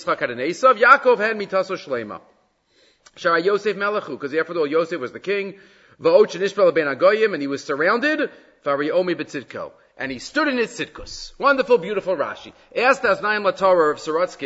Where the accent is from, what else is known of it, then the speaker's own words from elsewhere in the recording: United States; moved away as an adult; also born or lived in Jerusalem; I was born in Yerushalayim, so I'm nothing generation in America. I lived in America for a couple of decades, the first few decades